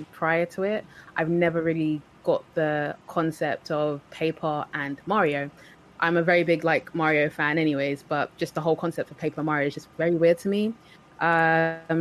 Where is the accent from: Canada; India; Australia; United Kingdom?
United Kingdom; London; I'm from London, if you can't tell by my accent.